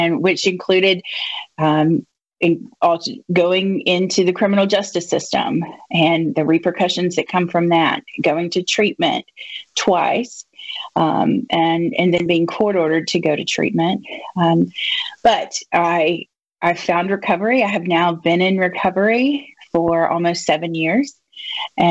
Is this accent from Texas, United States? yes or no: no; Jackson County, Mississippi Gulf Coast, United States; also born or lived in Oxford, Mississippi; I grew up here on the Gulf Coast. I was born and raised in Jackson County, and my family is here